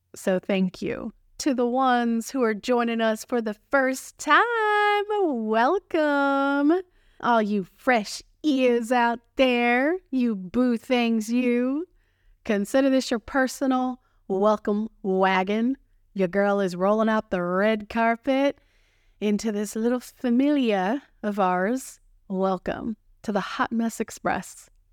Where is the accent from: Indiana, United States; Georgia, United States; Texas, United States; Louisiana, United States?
Texas, United States; accent: Texan; my Texan accent